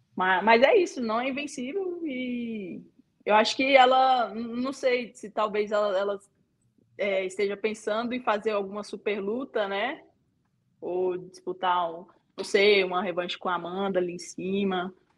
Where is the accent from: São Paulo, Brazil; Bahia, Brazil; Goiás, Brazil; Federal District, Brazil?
Federal District, Brazil; Ceilândia; Tenho muito orgulho de falar de onde eu vim, da cidade que eu nasci, aqui em Ceilândia, cidade da periferia aqui de Brasília